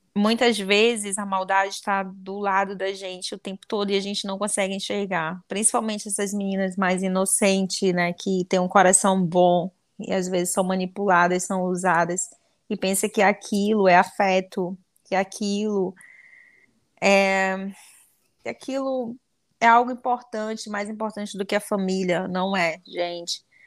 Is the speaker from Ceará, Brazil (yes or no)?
no; Anori, Amazonas, Brazil; no interior do Amazonas, vai ser lá em Anori, onde eu nasci